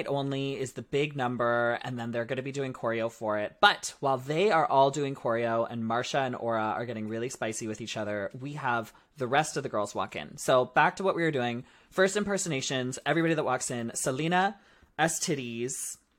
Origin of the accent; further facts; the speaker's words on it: Canada; We are Canadian.